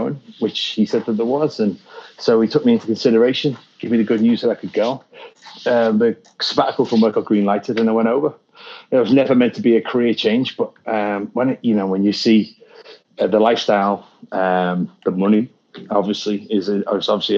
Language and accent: English; the Wirral, North West England, United Kingdom; moved away; I'm from the Wirral in the UK.